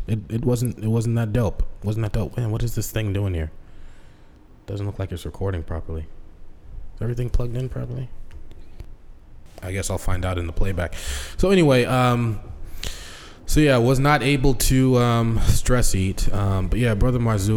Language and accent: English; Boston, Massachusetts, United States; moved away as an adult; also born or lived in Seattle; when I came back into Boston from Seattle